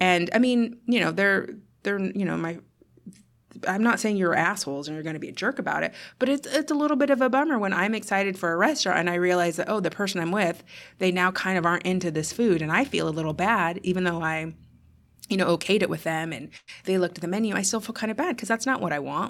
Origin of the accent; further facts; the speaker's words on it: United States; as an American